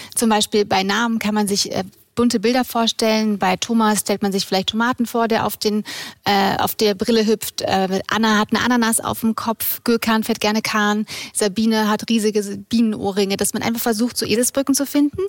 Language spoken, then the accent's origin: German; Munich, Bavaria, Germany; aus München, bin 34